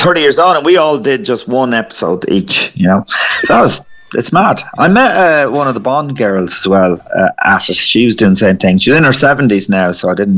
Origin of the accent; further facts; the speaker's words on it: County Meath, Ireland; I'm actually grew up in Meath